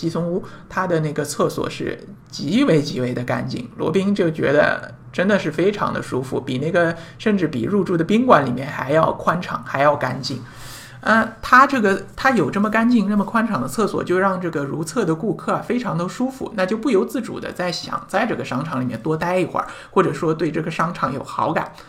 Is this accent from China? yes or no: yes; China; 这这个就可能我们中国人或者说我们大陆人可能不大好理解这样的一种思维模式